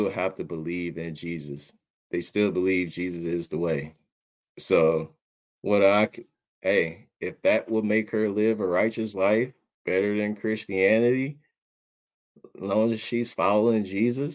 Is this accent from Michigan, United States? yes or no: yes; Detroit, Michigan, United States; growing up in Detroit, we have like one of the largest, or might be the largest mosque in the country